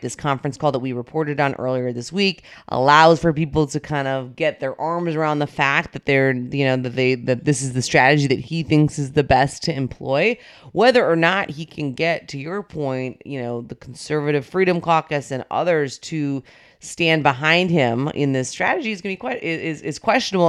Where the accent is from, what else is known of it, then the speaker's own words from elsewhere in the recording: North Dakota, United States; moved away; my home state of North Dakota